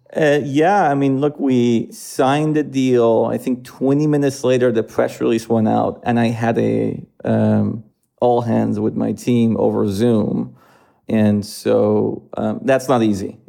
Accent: Iran; moved away as an adult; also born or lived in Philadelphia, United States; now in United States; I was born in the United States, uh, but I, I grew up in Iran

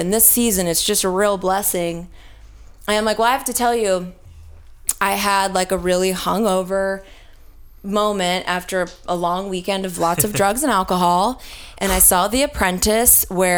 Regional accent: Texas, United States; I'm from Texas.

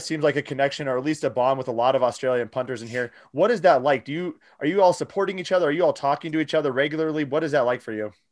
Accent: Iowa, United States; I'm from Iowa

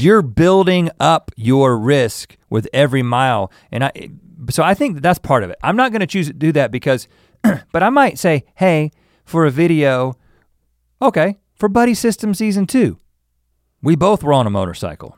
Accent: United States; we're the American tourists

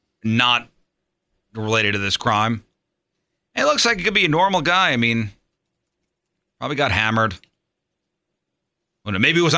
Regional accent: New York City, New York, United States; now in St. Louis, United States; growing up in the New York City area

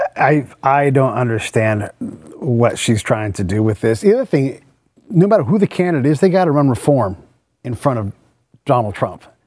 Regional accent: San Francisco Bay Area, California, United States; I'm from the Bay Area

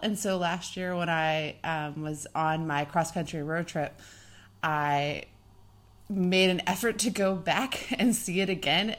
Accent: Oklahoma, United States; moved away as an adult; also born or lived in Kansas; I'm from Oklahoma.

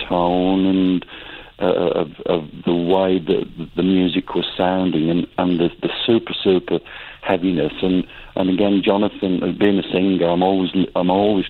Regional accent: United Kingdom; being a British metalhead

